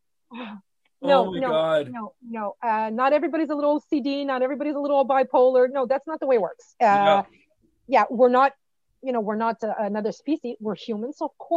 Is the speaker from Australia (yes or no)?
no; Canada; we're Canadian